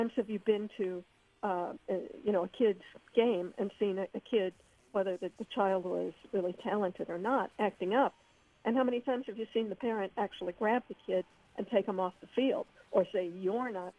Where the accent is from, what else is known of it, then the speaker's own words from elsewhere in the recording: Missouri, United States; I grew up in the Midwest in Missouri